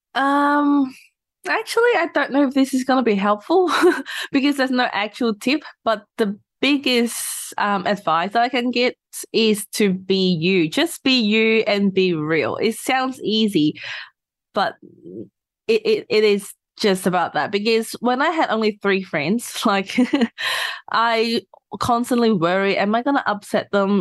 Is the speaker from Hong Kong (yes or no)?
yes; Hong Kong; moved away as an adult; now in Australia; I'm from Hong Kong, so I finished high school in Hong Kong and then came to Australia for uni.